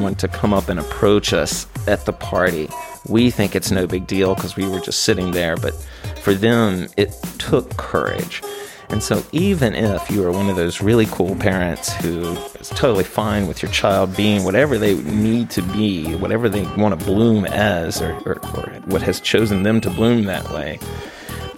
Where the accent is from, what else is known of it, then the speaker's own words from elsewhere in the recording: the South, United States; I come from the South, and I come from a pretty small town in the South